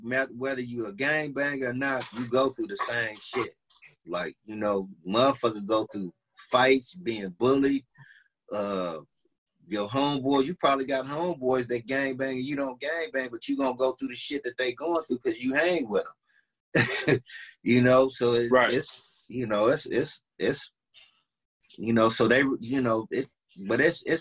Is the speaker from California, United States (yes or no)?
yes; Long Beach, California, United States; also born or lived in Compton; I'm from Long Beach. But I was born and raised around this shit